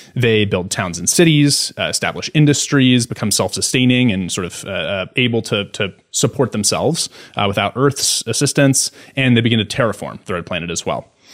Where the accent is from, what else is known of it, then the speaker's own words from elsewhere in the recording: United States; As an American